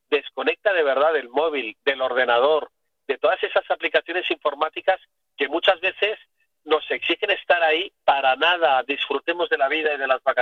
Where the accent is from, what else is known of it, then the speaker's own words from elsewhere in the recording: Barcelona, Catalonia, Spain; Ah, pues ahí, Paula, como buen catalán que soy